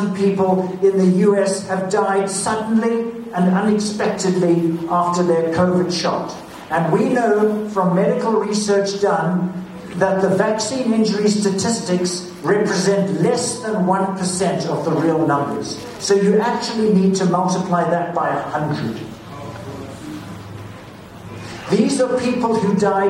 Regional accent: British Columbia, Canada; we as British Columbians

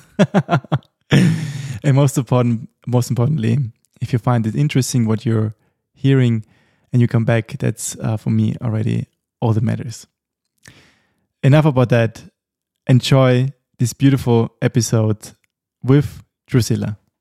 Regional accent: Austria; moved away

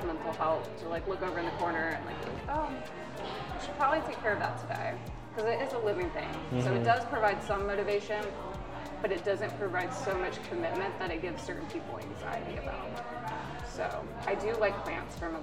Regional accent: Westminster, South Carolina, United States; moved away as an adult; also born or lived in Atlanta, Georgia; now in Greenville, United States; So I grew up in a small town. Originally, I was born in Atlanta. We moved to a tiny town called Westminster, South Carolina.

